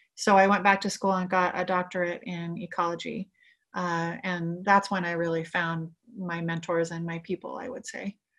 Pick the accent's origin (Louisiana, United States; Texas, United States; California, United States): California, United States; Lompoc; I grew up in Lompoc, which is in northern Santa Barbara County, a kind of rural community.